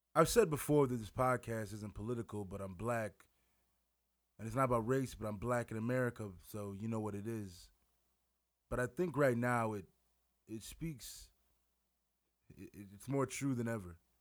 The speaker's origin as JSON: {"language": "English", "region": "Wisconsin", "country": "United States", "moved": "yes", "lives_now": "Winona, United States", "said": "I live in Winona, Minnesota. I'm from Wisconsin."}